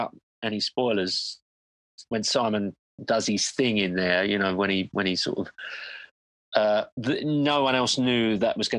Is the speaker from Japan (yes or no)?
no; London, United Kingdom; I'm from London